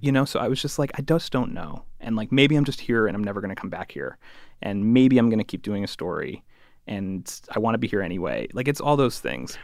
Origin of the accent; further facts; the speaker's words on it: Connecticut, United States; I'm from Connecticut